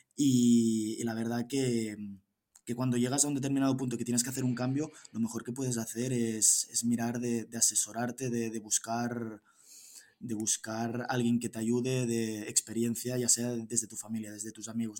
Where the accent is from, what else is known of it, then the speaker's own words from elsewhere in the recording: Girona, Catalonia, Spain; yo soy de Girona, tengo 27 años